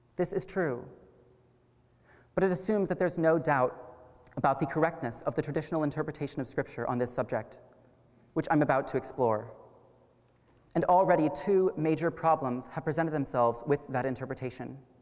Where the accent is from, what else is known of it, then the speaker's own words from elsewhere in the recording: Wichita, Kansas, United States; I was born and raised here in Wichita